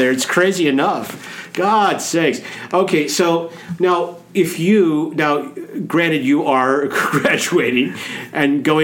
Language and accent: English; Omaha, Nebraska, United States; Gerald Ford was actually born in my hometown, I Omaha, Nebraska.